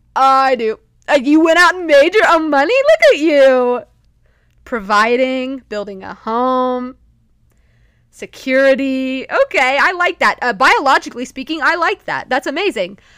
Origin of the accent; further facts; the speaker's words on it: Texas, United States; as a Texan